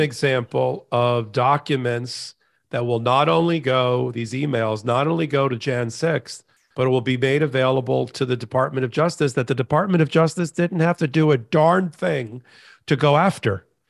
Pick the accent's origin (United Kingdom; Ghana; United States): United States; Florida; a connection to Florida, which you think is my home state